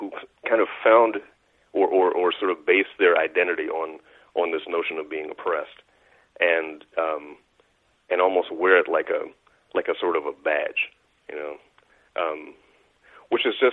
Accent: United States; growing up in America, especially during the time that I did

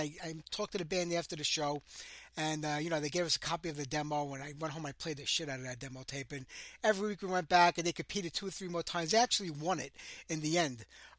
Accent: New York City, New York, United States; I grew up in Bensonhurst, an old Italian neighborhood

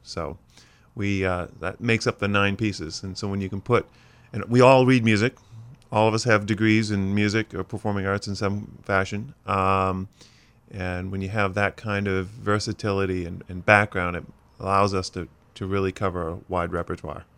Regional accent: Skowhegan, Maine, United States; hometown of Skowhegan is where I grew up

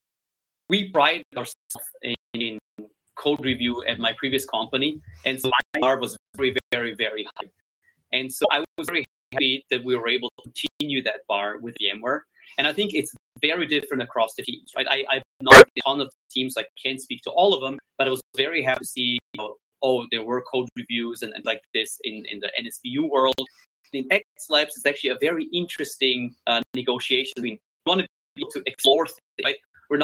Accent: Austria; now in Santa Barbara, United States; I'm from Austria

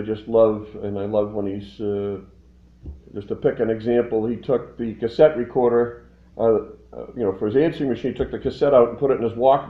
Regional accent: Lexington, Massachusetts, United States; moved away; also born or lived in southern Florida; I grew up next door in Lexington, Massachusetts.

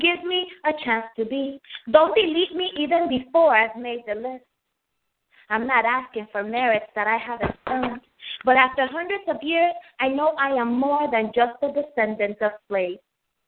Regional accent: Dominican Republic; also born or lived in United States / New York; now in Chesapeake, United States; Well, I was born in the United States. My family is from the Dominican Republic. I was raised in the Dominican Republic. I'm a New Yorker. Lived in New York until I was in my late 20s. Been in Virginia for about 10 years now.

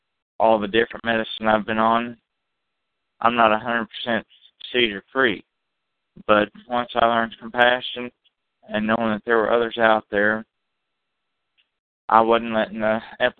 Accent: Kansas City, United States; Yes, I'm from Kansas City

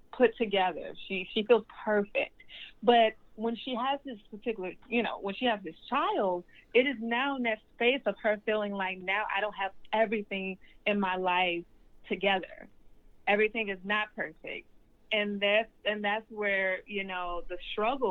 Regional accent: Birmingham, Alabama, United States; moved away; I'm from Birmingham, Alabama

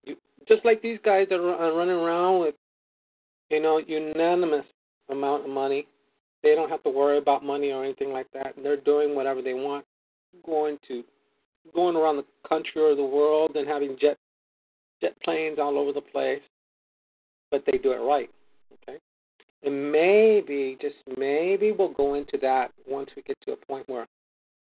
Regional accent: California, United States; also born or lived in Arizona; I come from California

